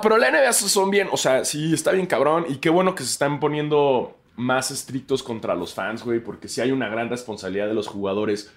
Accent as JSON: {"language": "Spanish", "country": "Mexico", "moved": "yes", "said": "soy mexicano"}